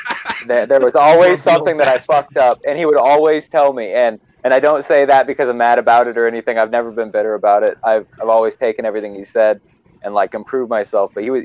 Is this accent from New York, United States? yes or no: yes; Bronx, New York, United States; I'm from the fucking Bronx, bro.